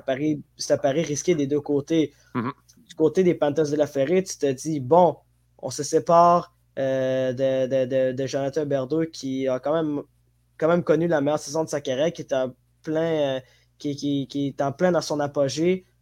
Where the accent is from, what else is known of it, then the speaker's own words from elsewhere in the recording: Djibouti; moved away; je viens de Djibouti, Afrique de l'Est